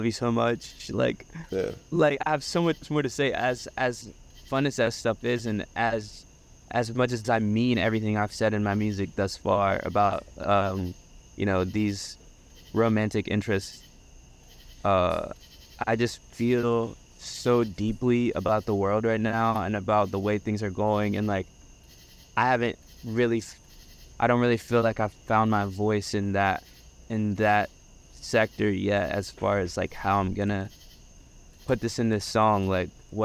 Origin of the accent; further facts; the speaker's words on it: Statesville, North Carolina, United States; moved away as an adult; now in Boston, United States; I'm from the South, dude. Like, we say hi to everybody you see on the street